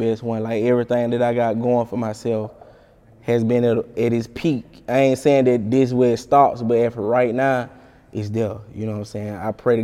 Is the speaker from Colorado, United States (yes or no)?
no; Alabama, United States; I'm from Alabama